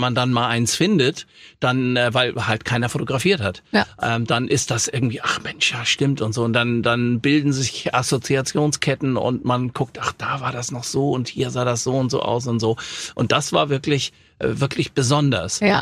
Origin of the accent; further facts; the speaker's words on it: Hamburg, Germany; also born or lived in Offenbach; in Hamburg-Langenhorn, wo ich groß geworden bin